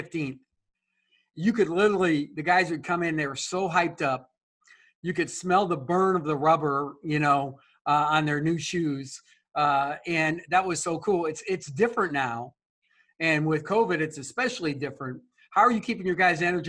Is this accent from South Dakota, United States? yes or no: yes; South Dakota, United States; I grew up in South Dakota.